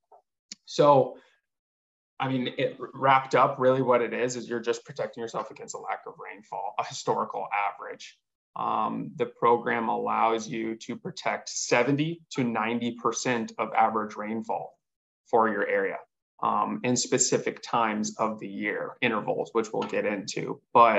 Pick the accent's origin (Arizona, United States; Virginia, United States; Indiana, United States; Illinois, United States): Arizona, United States; Southern; growing up in Southern Arizona